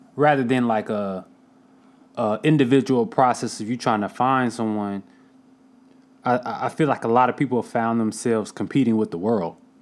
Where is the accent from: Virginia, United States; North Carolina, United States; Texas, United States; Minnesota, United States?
North Carolina, United States; Durham; I'm from Durham, North Carolina